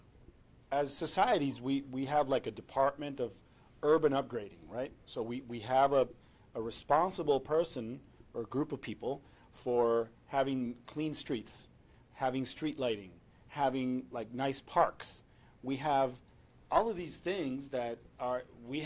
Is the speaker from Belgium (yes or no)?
no; Venezuela; I'm from Venezuela, I live in Caracas